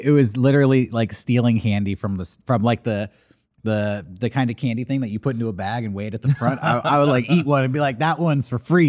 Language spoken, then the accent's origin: English; California, United States; I'm from the West Coast. I'm a California boy, born and bred.